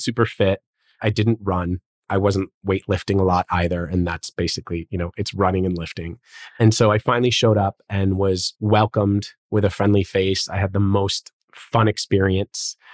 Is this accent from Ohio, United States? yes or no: no; Chicago, Illinois, United States; moved away as an adult; also born or lived in Los Angeles, California; now in Miami, United States; I grew up in Chicago and was a childhood actor.